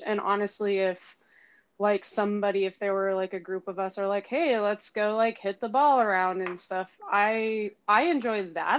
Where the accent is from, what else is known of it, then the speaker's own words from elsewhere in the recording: Washington, United States; now in Washington, D.C., United States; I could say Mariners because I'm from Washington and the Nationals because I'm in this Washington